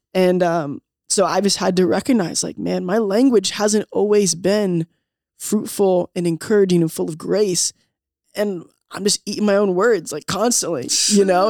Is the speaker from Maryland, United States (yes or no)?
yes; Southern Maryland, United States; moved away as an adult; also born or lived in Delaware / Indiana; I grew up in Southern Maryland, a little bit in Delaware.